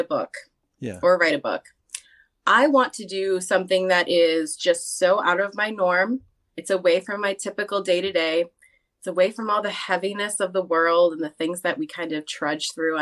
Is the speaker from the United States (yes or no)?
yes; Johnsburg, Illinois, United States; moved away as an adult; now in central Illinois, United States; I was born and raised in the Chicago, like Chicagoland suburbs. I don't know if anybody out there would ever know, but Johnsburg, Illinois is my hometown